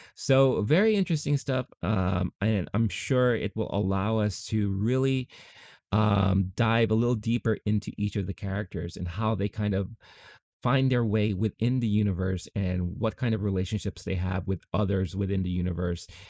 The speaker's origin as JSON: {"language": "English", "town": "New York City", "region": "New York", "country": "United States", "tie": "born or raised there", "said": "I grew up in Queens. I still live in Queens"}